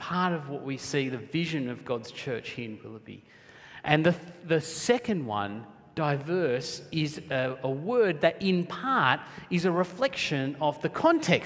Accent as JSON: {"language": "English", "country": "Sri Lanka", "moved": "yes", "lives_now": "Australia", "said": "I'm originally from Sri Lanka"}